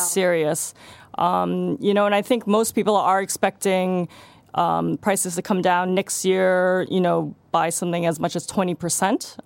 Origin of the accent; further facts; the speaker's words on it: Hong Kong; I'm from Hong Kong